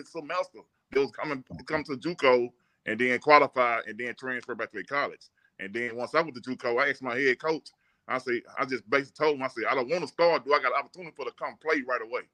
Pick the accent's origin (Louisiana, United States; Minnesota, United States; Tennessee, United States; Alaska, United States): Louisiana, United States; I'm a Buff from Louisiana